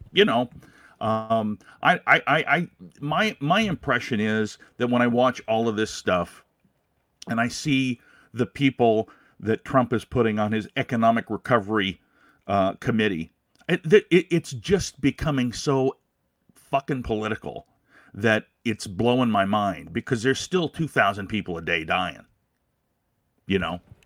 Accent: Des Moines, Iowa, United States; now in Minnesota, United States; I grew up in Des Moines, so, uh, yeah, I mean, it, you're gonna hear, you're gonna hear Des Moines out of me.

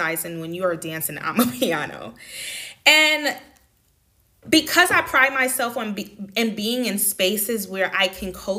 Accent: New York City, New York, United States; moved away as an adult; also born or lived in Washington, D.C. / Atlanta, Georgia; now in Netherlands; I grew up in Far Rockaway, Queens, New York City

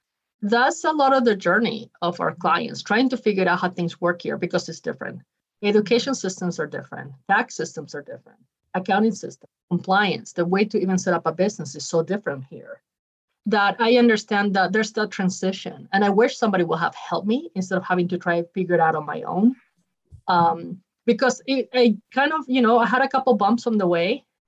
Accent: Utah, United States; also born or lived in Ecuador; So what's interesting about me is even though I'm born from Ecuador, basically have grown up mostly in Utah. So most of my life I've been in Utah.

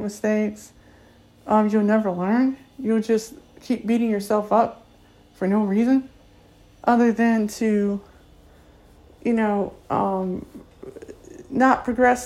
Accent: Akron, Ohio, United States; first language English; I'm from Akron, Ohio, here in Akron, Ohio

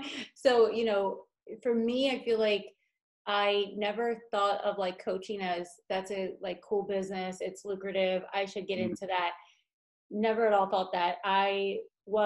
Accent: Philadelphia, Pennsylvania, United States; also born or lived in Las Vegas; now in Los Angeles, United States; Philadelphia, where I'm from

